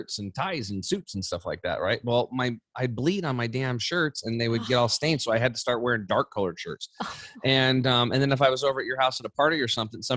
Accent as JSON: {"language": "English", "region": "Eastern Oregon", "country": "United States", "tie": "born or raised there", "said": "I grew up over in Eastern Oregon on a small cattle and hay farm."}